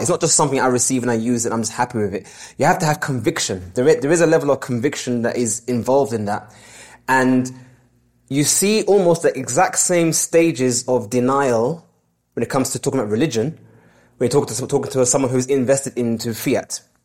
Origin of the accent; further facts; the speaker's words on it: London, United Kingdom; born and raised in London